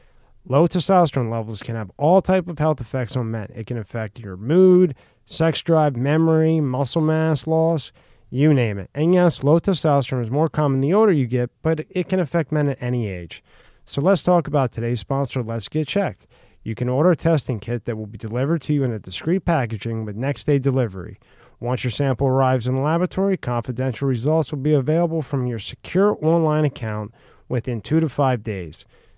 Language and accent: English; Philadelphia, Pennsylvania, United States; I'm from Philly.